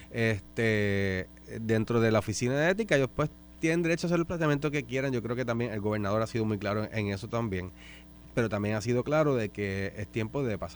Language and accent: Spanish; Aguada, Puerto Rico; Yo sí, yo soy de Aguada